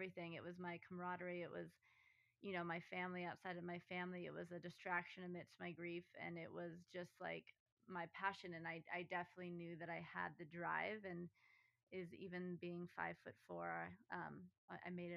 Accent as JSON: {"language": "English", "town": "Manitou Springs", "region": "Colorado", "country": "United States", "tie": "born or raised there", "lives_now": "Denver, United States", "said": "I grew up in Manitou Springs, Colorado"}